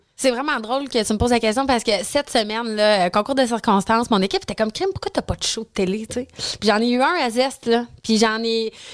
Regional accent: Quebec City, Quebec, Canada; moi je viens de Québec, puis je trouvais que ça faisait pas de sens que j'avais pas de comptoir sushi à la maison à Québec

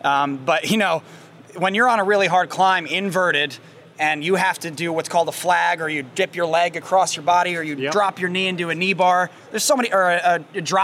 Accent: Sherman, Connecticut, United States; moved away; I was just in Sherman, my hometown, Sherman, Connecticut, doing this exact thing I used to do as a child

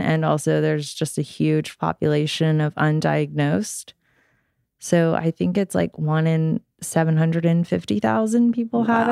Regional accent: Georgia, United States; I grew up here in Georgia

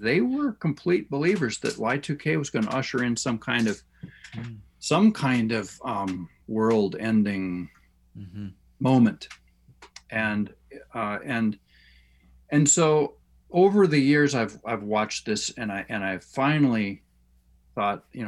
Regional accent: United States; as American Christians

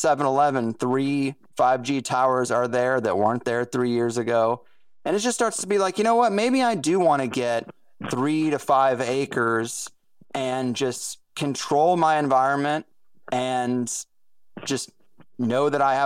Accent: Jefferson County, Missouri, United States; where I grew up in Jefferson County, Missouri

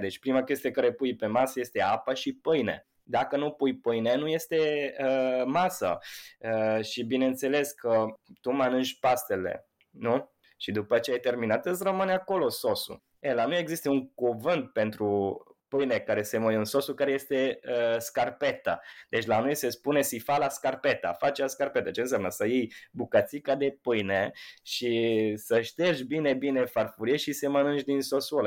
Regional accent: Italy; Romanian is a second language; now in Romania; sunt un italian

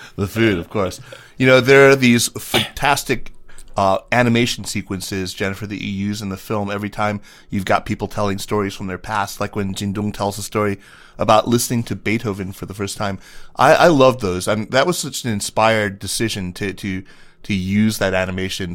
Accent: Tucson, Arizona, United States; my hometown of Tucson, Arizona

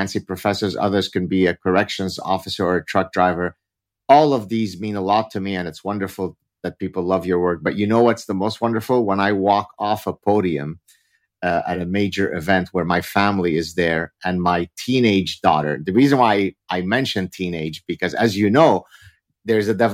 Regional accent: Lebanon; first language Arabic; English is a second language; we're Lebanese Jews, so my mother tongue is Arabic

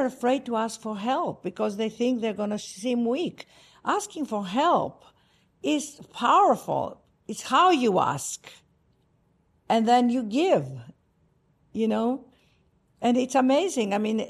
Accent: Greece; accent: Greek; English is a second language; now in United States; Yes, it's my Greek accent. I could never lose it. I tried.

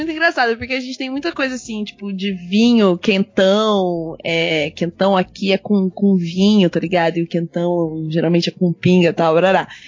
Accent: Paraná, Brazil; eu sou do Paraná, né?

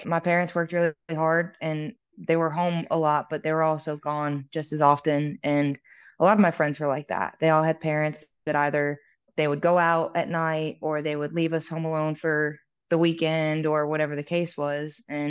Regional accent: Vermont, United States; born or raised there

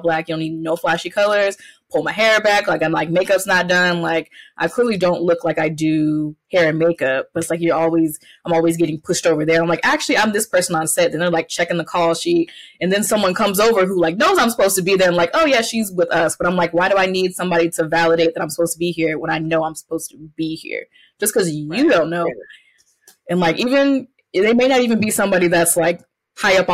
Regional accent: the South, United States; also born or lived in Clayton County, Atlanta, Georgia; growing up in the South

